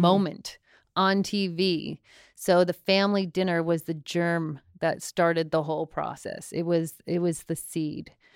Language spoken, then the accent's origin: English; Longmeadow, Massachusetts, United States; I'm from Long Meadow, Massachusetts